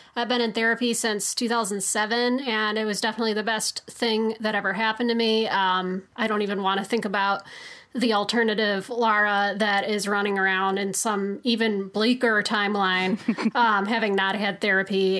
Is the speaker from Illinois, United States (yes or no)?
yes; Chicago, Illinois, United States; I'm from Chicago